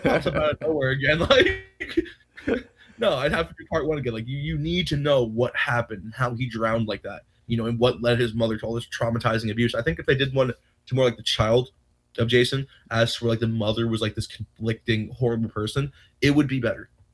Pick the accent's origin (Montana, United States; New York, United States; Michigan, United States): New York, United States; Rocky Point; I'm from Rocky Point, New York